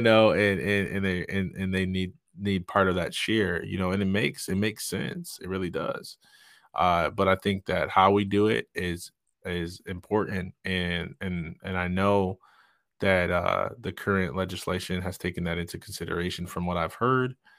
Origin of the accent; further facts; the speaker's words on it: Jackson, Michigan, United States; I'm from Jackson, Michigan